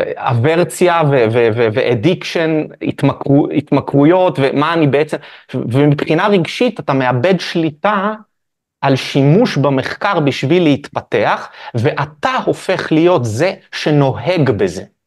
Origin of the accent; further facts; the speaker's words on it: Haifa, Haifa District, Israel; נולדתי בחיפה.